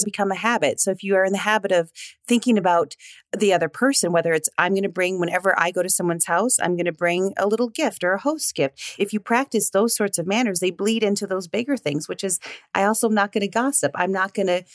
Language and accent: English; Minnesota, United States; I was born and raised in Minnesota